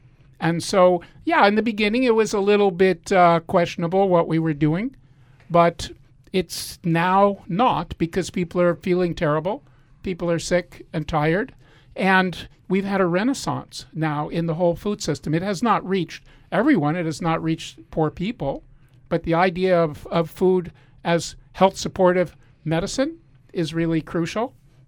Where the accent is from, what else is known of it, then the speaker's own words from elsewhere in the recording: Washington, District of Columbia, United States; moved away as an adult; now in Penngrove, United States; started Bowman 67 years ago. That's when I was born. So I think we got to give credit to mom and dad. And I grew up in Washington, D.C., which was a multicultural area with food from everywhere.